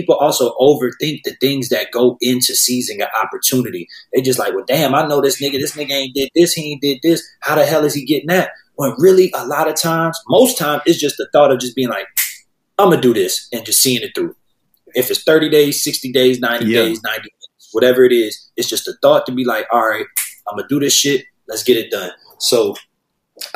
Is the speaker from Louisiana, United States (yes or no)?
yes; New Orleans, Louisiana, United States; now in Los Angeles, United States; I grew up in New Orleans